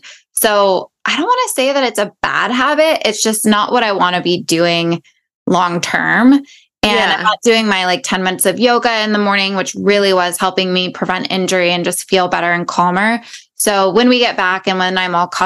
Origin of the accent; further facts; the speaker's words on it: London, United Kingdom; moved away; We both were born and raised in London